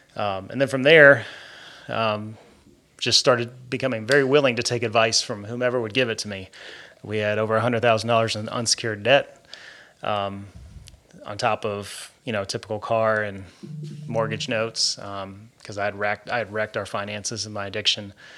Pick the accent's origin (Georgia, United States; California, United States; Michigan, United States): Georgia, United States; also born or lived in New York; I was born in New York some forty-two years ago. to a hardworking Catholic couple, and they moved here to Georgia right before my second birthday